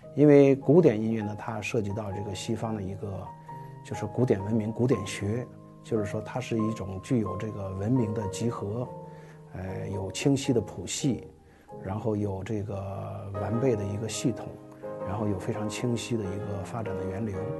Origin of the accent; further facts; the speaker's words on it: China; 对于我们中国人来说呢